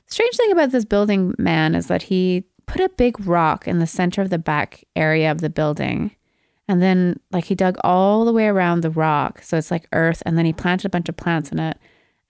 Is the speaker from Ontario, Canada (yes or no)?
no; Alberta, Canada; I'm from Alberta.